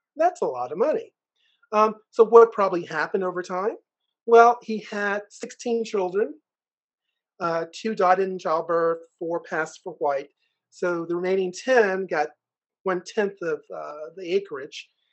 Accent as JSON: {"language": "English", "town": "Richmond", "region": "Virginia", "country": "United States", "tie": "born or raised there", "said": "I was born in Richmond, Virginia"}